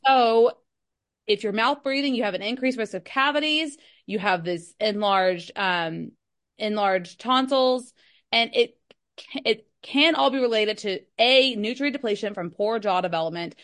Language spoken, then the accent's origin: English; Kentucky, United States; I'm from Kentucky